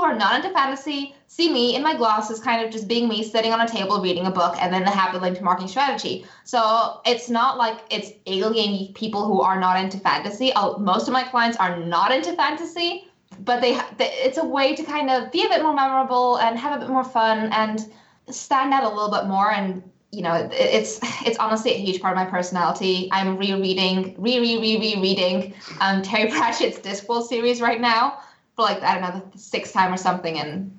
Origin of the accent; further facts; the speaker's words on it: Singapore; accent: all over the place; also born or lived in United States; up in Singapore and my family's from the Czech Republic, and I also lived in the US as a child, so my accent is all over the place.